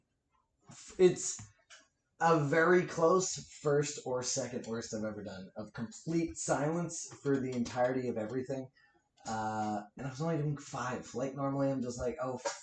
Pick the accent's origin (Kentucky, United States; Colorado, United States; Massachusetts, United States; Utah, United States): Massachusetts, United States; Milford; also born or lived in Mendon, Massachusetts; my hometown